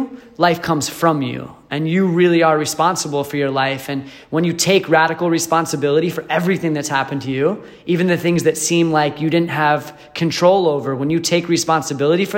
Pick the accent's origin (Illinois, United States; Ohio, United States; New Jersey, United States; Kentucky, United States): New Jersey, United States; moved away; also born or lived in Michigan / Arizona; I'm from New Jersey originally, moved to Michigan, and then just in the past year, a little over a year ago, I moved to Arizona